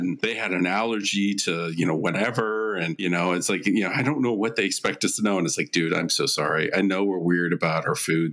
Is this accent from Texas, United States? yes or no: no; Silicon Valley, California, United States; I'm from California, Silicon Valley